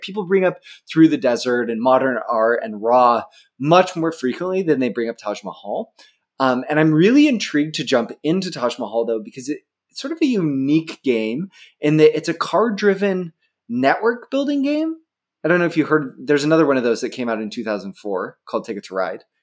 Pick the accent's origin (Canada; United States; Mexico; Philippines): United States; Pacific Northwest; I grew up in the Pacific Northwest.